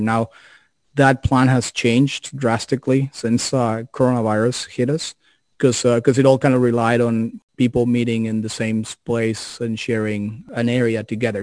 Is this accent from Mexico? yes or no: yes; Mexico; moved away; I'm originally from Mexico